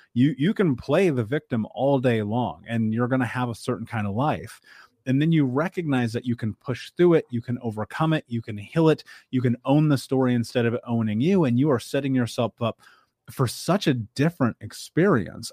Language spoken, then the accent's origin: English; Midwest, United States; I grew up in the Midwest